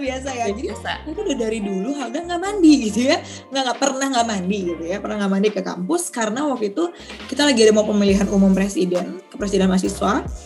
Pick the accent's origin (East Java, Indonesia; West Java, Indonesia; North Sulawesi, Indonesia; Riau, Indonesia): Riau, Indonesia; Pekanbaru; moved away as an adult; now in Jakarta, Indonesia; aku tuh asli dari Riau